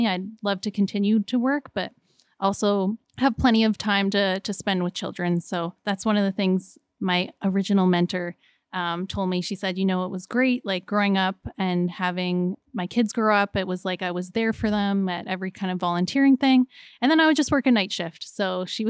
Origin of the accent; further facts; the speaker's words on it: Kitchener, Ontario, Canada; I was born in Grand River. I'll work in Grand River.